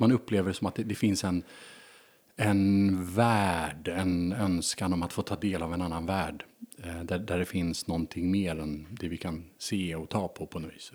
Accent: Stockholm, Stockholm County, Sweden; född och uppvuxen i Stockholm

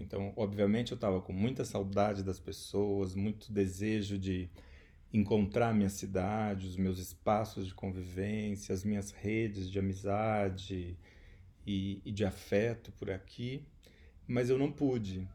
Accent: Maringá, Paraná, Brazil; moved away as an adult; also born or lived in Ribeirão Preto / Spain; sou também maringaense, né, a cidade onde eu moro, mas também onde eu nasci.

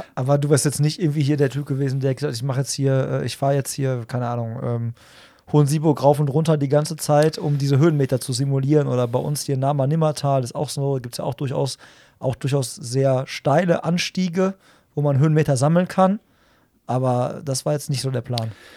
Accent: Hagen, North Rhine-Westphalia, Germany; so wie ich, aus Hagen

